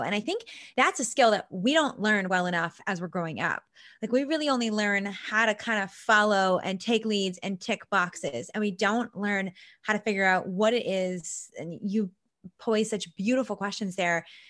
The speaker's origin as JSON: {"language": "English", "area": "Vancouver Island", "region": "British Columbia", "country": "Canada", "said": "I'm from Vancouver Island, I'm from a small town"}